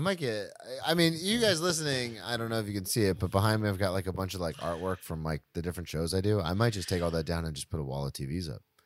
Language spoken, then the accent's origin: English; Florida, United States; moved away; I'm from Florida, so I'm a Tampa Bay Lightning fan